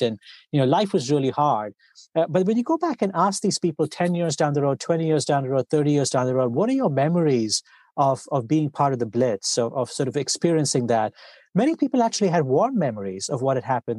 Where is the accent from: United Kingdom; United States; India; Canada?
India; I grew up, uh, I grew up in India